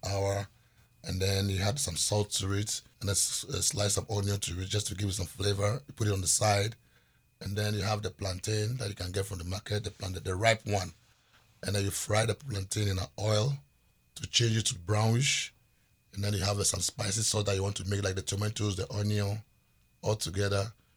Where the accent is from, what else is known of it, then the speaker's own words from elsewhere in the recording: Volta, Ghana; also born or lived in Seattle; I was raised in the Volta region